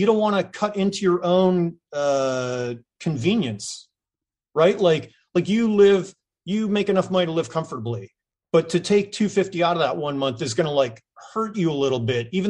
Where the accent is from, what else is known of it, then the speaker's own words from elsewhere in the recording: New England, United States; moved away; also born or lived in California; I mean, I'm from New England, so I need to get shit done. That's just, I think that's hardwired into our DNA.